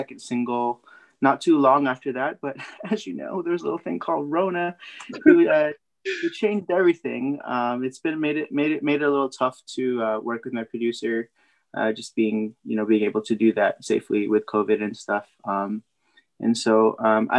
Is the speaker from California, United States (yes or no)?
yes; San Jose, California, United States; I was born and raised in San Jose, California